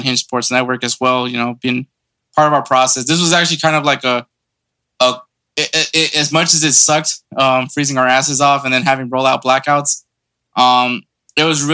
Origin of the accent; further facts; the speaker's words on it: Houston, Texas, United States; we're from Houston, Texas